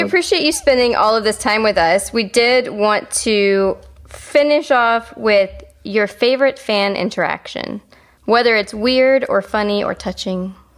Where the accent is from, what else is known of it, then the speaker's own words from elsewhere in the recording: Calgary, Alberta, Canada; moved away; I spent um, uh, junior high and high school. We, I lived in Calgary